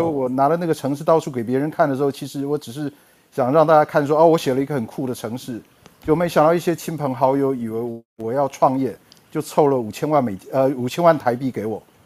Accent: Taiwan; also born or lived in United States; 在一九八七年毕业于台大资讯工程系， 然后，呃，当完两年兵以后到美国布朗大学念博士，在一九九五年拿到，呃，布朗大学的 computer science 的 P H D， 然后我到，呃，I B M 的 Teacher Watson Research Center 工作了一年，啊，然后就回到台湾

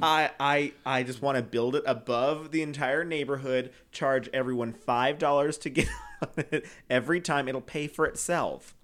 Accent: Canada; moved away; I'm from Canada.

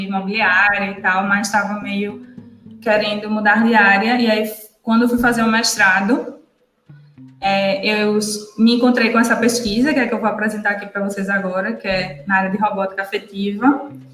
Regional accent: Northeast Brazil, Brazil; como nordestina

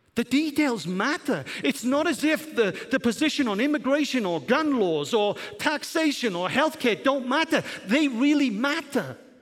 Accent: Welsh, Wales, United Kingdom; also born or lived in Germany; now in United States; I'm not English, I'm Welsh.

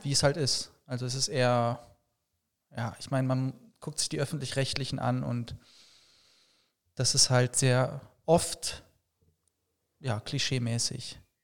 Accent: Paderborn, North Rhine-Westphalia, Germany; moved away as an adult; now in Cologne, Germany; gebürtig aus Paderborn und äh, wohne seit acht Jahren jetzt in Köln

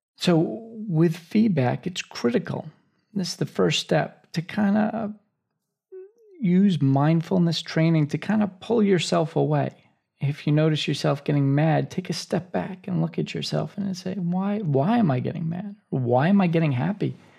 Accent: United States; as an American ship captain

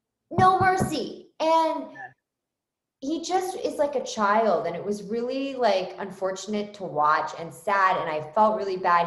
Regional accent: Philadelphia, Pennsylvania, United States; moved away as an adult; now in Canada; I'm Irish, Catholic, from Philadelphia, originally, that's where I was born.

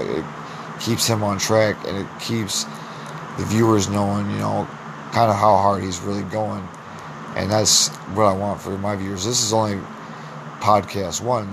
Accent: Clinton, Iowa, United States; I'm from Clinton, Iowa

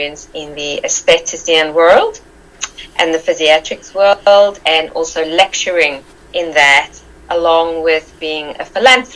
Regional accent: South Africa; moved away as an adult; I'm from South Africa. I was born there. My mother is Arabian and my father is Irish English. I was brought up in South Africa.

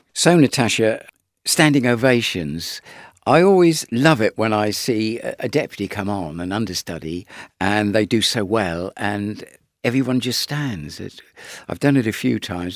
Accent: Isle of Wight, South East England, United Kingdom; I come from the Isle of Wight

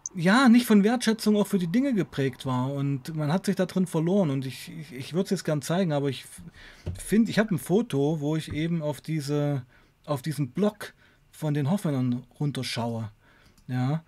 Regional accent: Weißenfels, Saxony-Anhalt, Germany; bei uns in Weißenfels

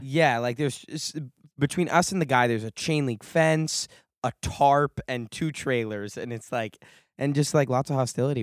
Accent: California, United States; growing up in California

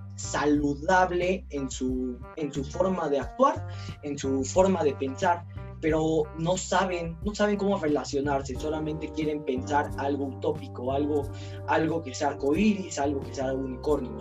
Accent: Mexico; siendo mexicanos

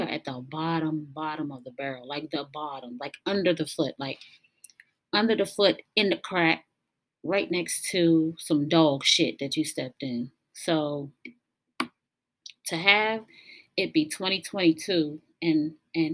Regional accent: United States; we as American citizens

